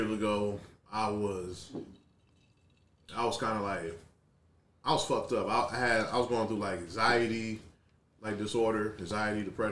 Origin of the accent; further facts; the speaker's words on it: Detroit, Michigan, United States; I grew up in Detroit